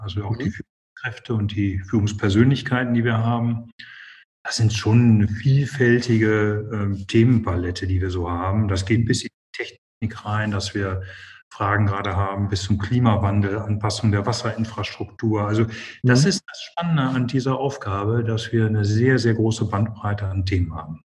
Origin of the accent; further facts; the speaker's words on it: Essen, North Rhine-Westphalia, Germany; mich ist Ruhrgebiet meine Heimat und bin in Essen geboren und groß geworden